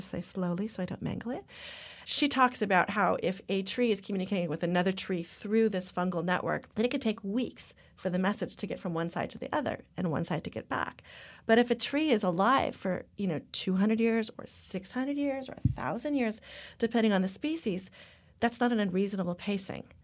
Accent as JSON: {"language": "English", "town": "Topanga", "region": "California", "country": "United States", "tie": "born or raised there", "said": "I grew up in Topanga"}